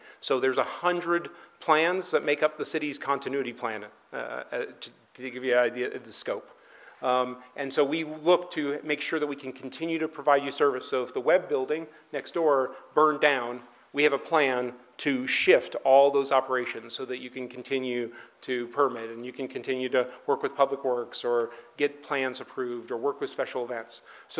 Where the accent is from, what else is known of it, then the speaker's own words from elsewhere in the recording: California, United States; now in Denver, United States; I came from California.